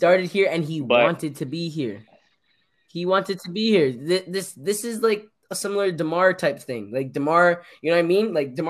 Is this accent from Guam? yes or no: no; Canada; also born or lived in Jamaica (ancestry); you're not Jamaican, you're Canadian with a Jamaican background.